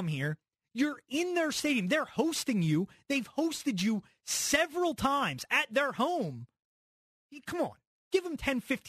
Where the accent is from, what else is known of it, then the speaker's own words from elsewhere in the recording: Philadelphia suburbs, Pennsylvania, United States; I'm from the suburbs. I say I'm from Philly